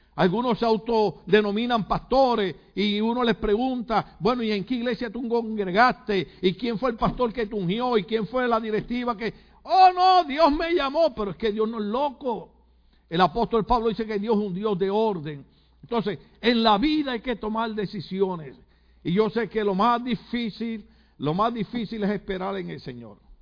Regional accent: Puerto Rico; cómo somos los boricuas

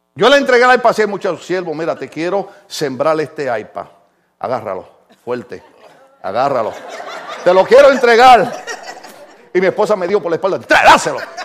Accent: Puerto Rico; moved away; decimos en mi país

